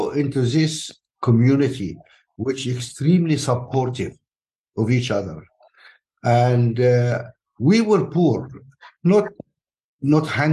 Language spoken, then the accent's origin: English; Alexandria, Alexandria Governorate, Egypt; born or raised there; moved away; also born or lived in Nubia, Sudan